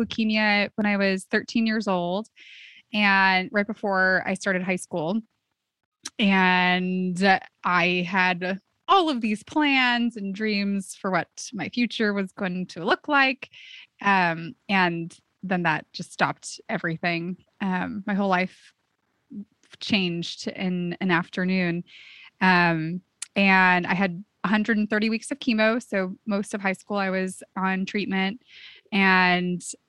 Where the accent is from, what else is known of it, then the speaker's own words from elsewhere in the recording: Santa Cruz, California, United States; my hometown